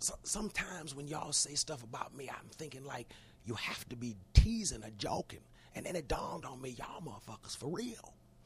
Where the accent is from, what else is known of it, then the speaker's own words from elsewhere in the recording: Cleveland, Ohio, United States; moved away as an adult; also born or lived in Los Angeles; Because I'm from Cleveland.